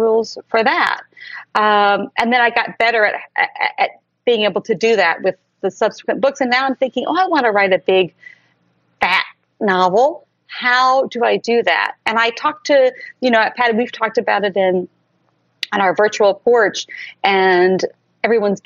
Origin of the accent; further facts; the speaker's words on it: Tuscaloosa, Alabama, United States; also born or lived in Alaska; now in New York City, United States; I was raised in Tuscaloosa, Alabama. I was born in Alaska